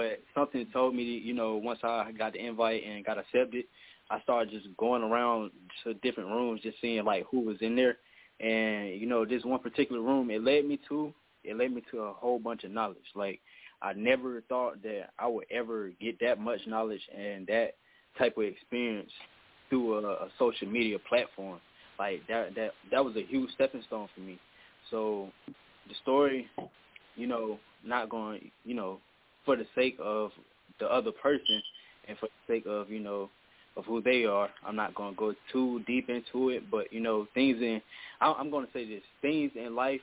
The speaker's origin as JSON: {"language": "English", "town": "Durham", "region": "North Carolina", "country": "United States", "said": "I'm from Durham, North Carolina. Durham, North Carolina, the 919 Bull City"}